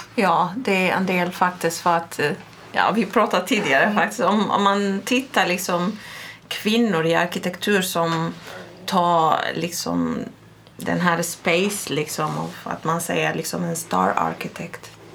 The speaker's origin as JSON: {"language": "Swedish", "town": "Baghdad", "region": "Baghdad Governorate", "country": "Iraq", "tie": "born or raised there", "second_language": "Swedish", "moved": "yes", "lives_now": "Sweden", "said": "Jag har vuxit upp i Bagdad"}